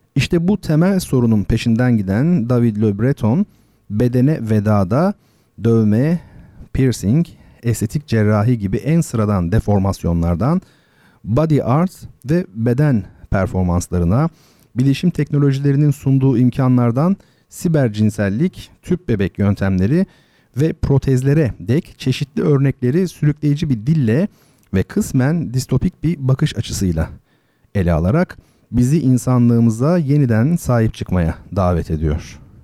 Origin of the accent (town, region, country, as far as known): Turkey; first language Turkish